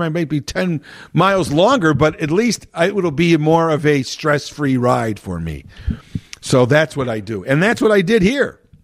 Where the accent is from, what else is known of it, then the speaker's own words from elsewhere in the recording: Chicago, Illinois, United States; I grew up in the Chicago and Illinois area here